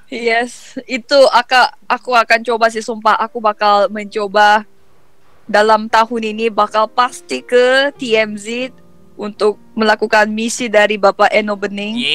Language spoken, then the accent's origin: Indonesian; South Korea; first language Korean; Indonesian is a second language; tapi ada bedanya mungkin karena aku orang Korea kan jadi mereka berani ngomong ke gue gitu pakai bahasa Korea